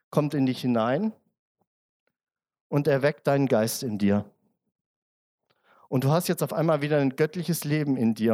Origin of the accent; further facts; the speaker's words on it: Germany; now in Austria; Ich bin ja Zugreister. Ne? Ich bin ja, wie man hört, äh, wahrscheinlich, ich bin Deutscher. Ähm, und ich wollte ein Bankkonto in Österreich aufmachen.